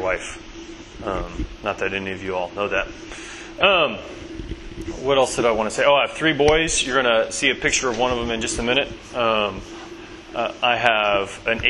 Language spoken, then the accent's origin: English; Bentonville, Arkansas, United States; moved away as an adult; now in Somerville, United States; I'm originally from Bentonville, Arkansas